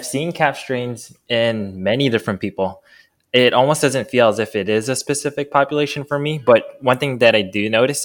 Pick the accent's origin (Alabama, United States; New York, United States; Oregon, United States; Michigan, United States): New York, United States; I'm born and raised in New York